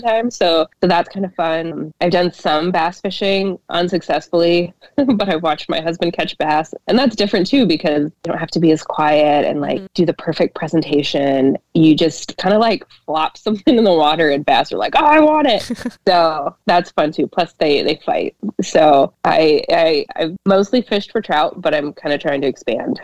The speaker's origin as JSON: {"language": "English", "town": "Idaho Falls", "region": "Idaho", "country": "United States", "tie": "born or raised there", "moved": "as an adult", "lives_now": "Minnesota, United States", "said": "I grew up in Idaho, kind of during the reintroduction of wolves"}